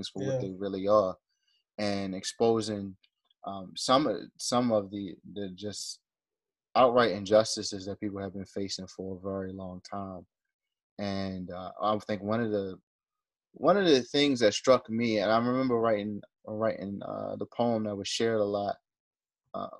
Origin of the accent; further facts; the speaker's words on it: Baltimore, Maryland, United States; we're from Baltimore